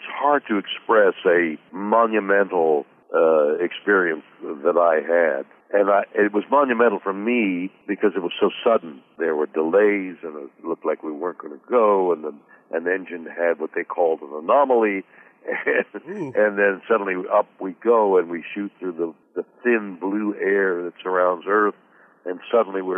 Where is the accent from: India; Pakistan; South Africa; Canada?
Canada; Montreal, Quebec; The home I grew up in Montreal, we didn't have much music